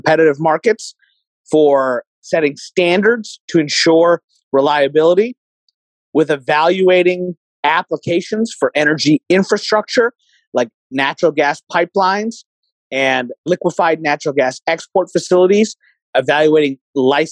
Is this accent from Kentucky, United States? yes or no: yes; Kentucky, United States; I'm a Republican from Kentucky, from coal country